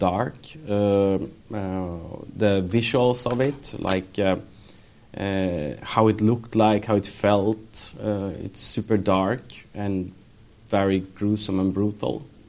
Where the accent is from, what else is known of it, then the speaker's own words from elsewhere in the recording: Sweden; when we grew up in Sweden, so we studied Second World War